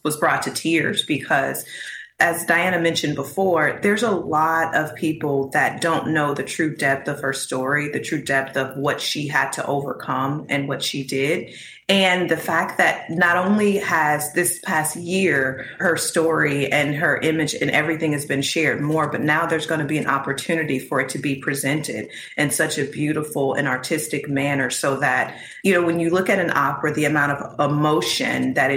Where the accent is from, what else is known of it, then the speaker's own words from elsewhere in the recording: Mississippi, United States; I was born in Mississippi, and my family, of course, spent their adulthood in Mississippi